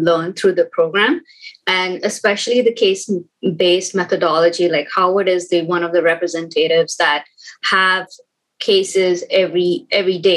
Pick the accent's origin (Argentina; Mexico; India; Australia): India; New Delhi, Delhi; moved away as an adult; now in Canada; I was born and brought up in New Delhi. I've spent my entire life and career in Delhi